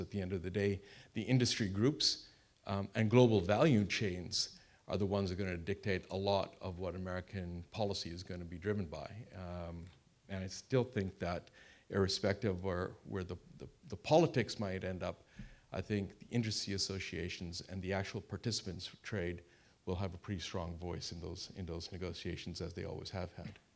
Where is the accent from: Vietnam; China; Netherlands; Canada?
Canada; I am Canadian